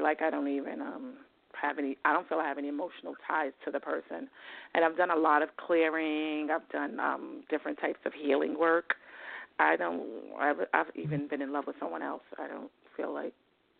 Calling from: New York, United States; New York.

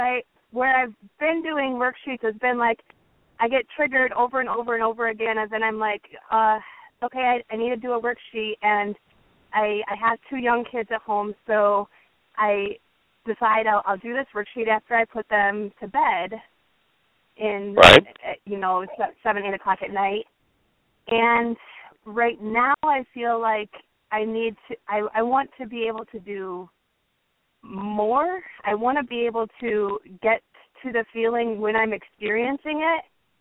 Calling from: Woodstock, Illinois, United States; I'm calling from Woodstock.

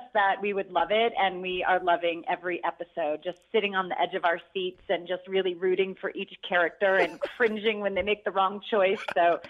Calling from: Mammoth Lakes, California, United States; Mammoth Lakes, California is where I've lived for 19 years.

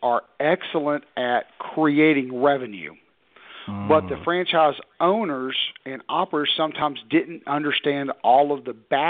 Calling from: Knoxville, Tennessee, United States; Outside of Knoxville, Tennessee.

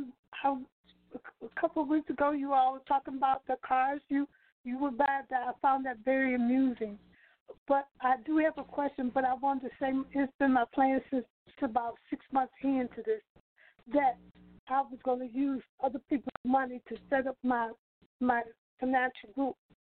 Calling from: Chicago, Illinois, United States

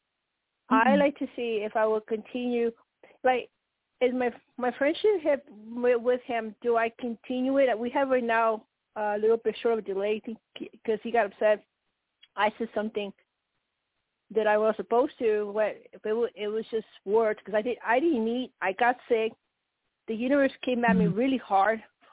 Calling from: Colorado, United States; Colorado, and when you say blue, are you connected to the Octarian?

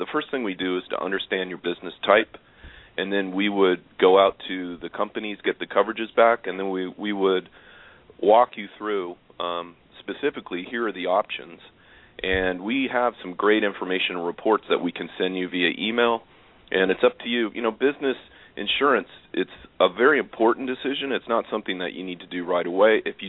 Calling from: Farmington, Connecticut, United States; I'm calling from Farmington, Connecticut.

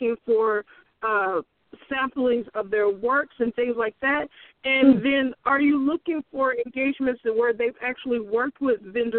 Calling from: Bay Area, California, United States; Okay, I'm calling from the Bay Area. Sorry about that. … calling from the Bay Area.

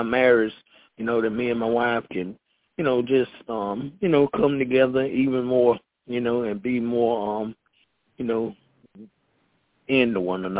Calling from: Concord, North Carolina, United States; I'm calling from Concord, North Carolina.

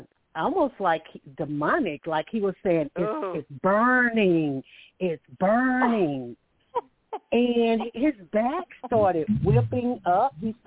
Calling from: Alabama, United States; I'm calling from Alabama

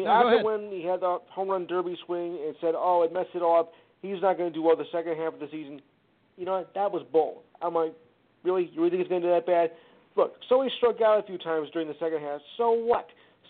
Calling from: New Jersey, United States; Northern Jersey, just outside of Newark.

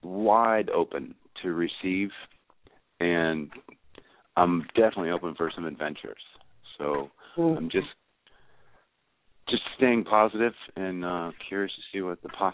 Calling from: North Carolina, United States; I'm calling from North Carolina.

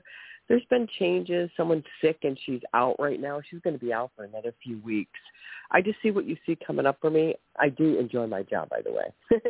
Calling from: Ohio, United States; From the state of Ohio.

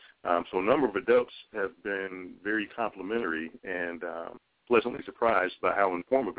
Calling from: Chicago, Illinois, United States; I'm calling in from Chicago, Illinois.

